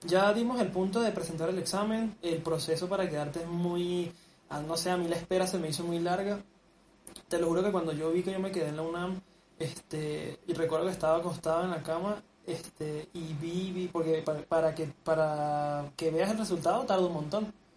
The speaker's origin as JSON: {"language": "Spanish", "country": "Venezuela", "moved": "yes", "lives_now": "Mexico", "said": "nosotros somos chamos venezolanos"}